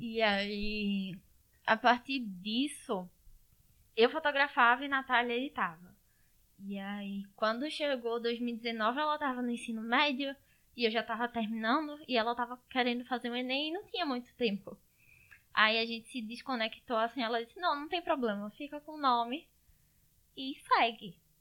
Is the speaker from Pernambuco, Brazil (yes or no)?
yes; Garanhuns, Pernambuco, Brazil; Eu sou aqui de Garanhuns, Pernambuco